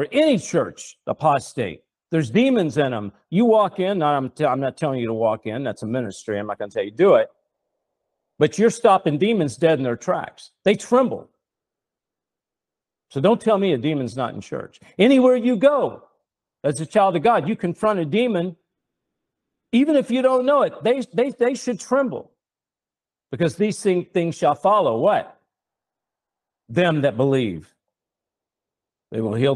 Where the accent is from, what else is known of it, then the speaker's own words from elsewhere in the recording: Nashville, Tennessee, United States; I come from Nashville, Tennessee. I was a songwriter